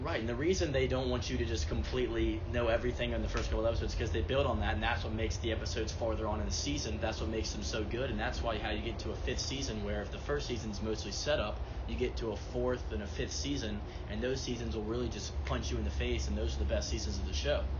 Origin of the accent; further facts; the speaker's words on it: the South, United States; being a Southerner